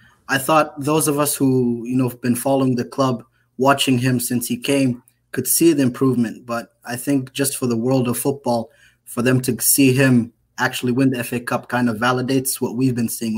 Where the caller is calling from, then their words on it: Charlotte, North Carolina, United States; Charlotte, North Carolina.